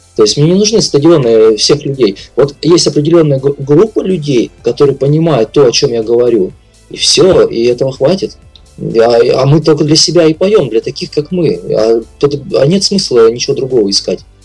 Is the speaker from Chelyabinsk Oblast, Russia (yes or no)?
no; Labytnangi, Yamalo-Nenets Autonomous Okrug, Russia; я из Лабутнана родом, э, из крайнего севера